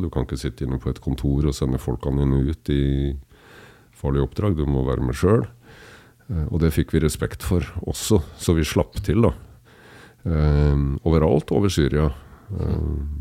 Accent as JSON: {"language": "Norwegian", "town": "Kragerø", "region": "Telemark", "country": "Norway", "tie": "born or raised there", "moved": "yes", "lives_now": "Kolbotn, Norway", "said": "født og oppvokst i Kragerø, men bor på Kolland"}